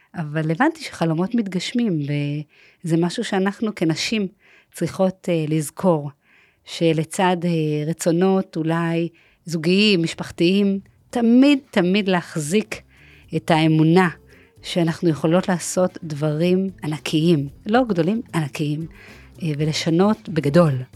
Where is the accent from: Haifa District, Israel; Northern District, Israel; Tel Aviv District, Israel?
Tel Aviv District, Israel; Herzliya; השכונה שגדלתי בה הייתה שכונת נווה עמל, שביב, בהרצליה